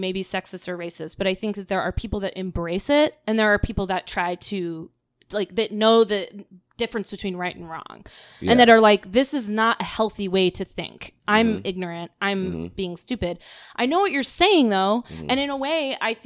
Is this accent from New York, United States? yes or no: no; Florida, United States; I grew up in Florida